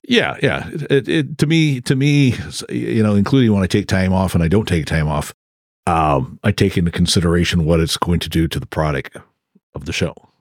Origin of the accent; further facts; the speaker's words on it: Crescent City, California, United States; I grew up in Crescent City